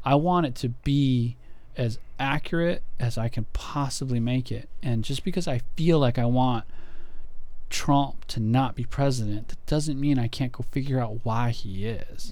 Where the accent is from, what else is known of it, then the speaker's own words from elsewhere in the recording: United States; for me as an American, as a patriot here